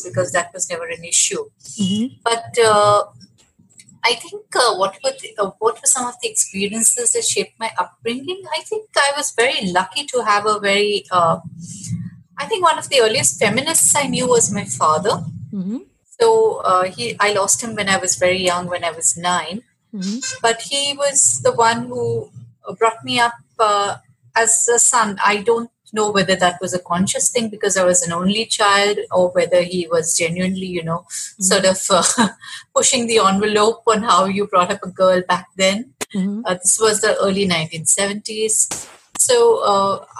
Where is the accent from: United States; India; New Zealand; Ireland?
India; Mumbai, Maharashtra; I grew up in Mumbai, which was then Bombay